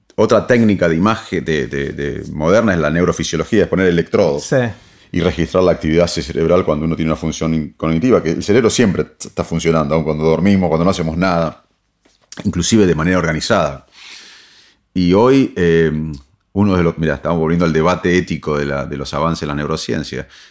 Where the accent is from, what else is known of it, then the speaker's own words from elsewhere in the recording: Salto, Buenos Aires Province, Argentina; moved away; also born or lived in Arroyo Dulce; me siento un chico de la provincia de Buenos Aires que, de chico era inquieto y, me crecí en un pueblito, en Arroyo Dulce, después en Salto